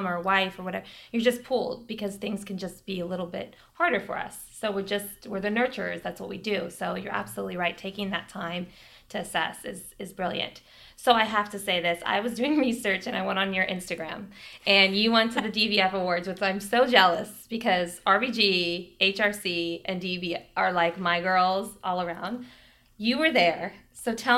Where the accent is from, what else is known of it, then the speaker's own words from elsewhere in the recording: United States; as an American woman